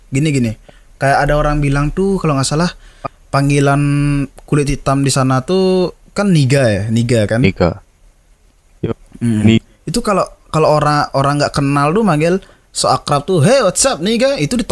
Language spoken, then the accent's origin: Indonesian; Bali, Indonesia; uh, kita orang Bali nih orang Bali nih ada tem